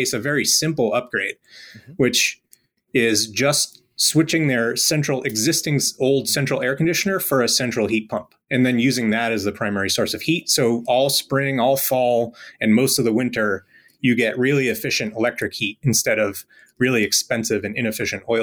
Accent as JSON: {"language": "English", "region": "Rhode Island", "country": "United States", "tie": "born or raised there", "said": "I grew up in Rhode Island in a pretty modest house"}